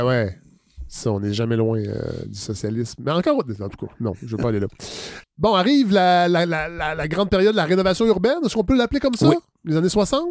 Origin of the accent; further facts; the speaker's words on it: Saint-Hyacinthe, Quebec, Canada; Je suis natif de Saint-Hyacinthe